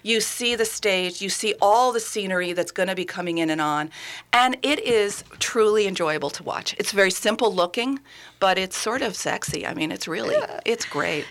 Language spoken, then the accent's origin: English; New York, United States; moved away as an adult; also born or lived in Massachusetts; now in Minnesota, United States; I'm a New Yorker